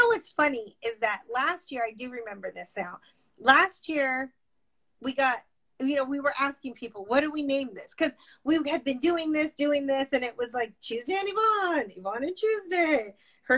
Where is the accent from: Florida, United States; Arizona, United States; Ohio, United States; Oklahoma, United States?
Arizona, United States; Tucson; I'm from Tucson